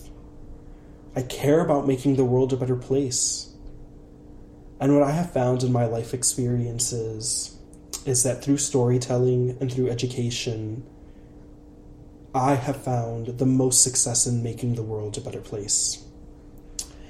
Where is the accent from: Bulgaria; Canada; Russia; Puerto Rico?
Puerto Rico; English is a second language; I'm Puerto Rican. I'm an English language learner.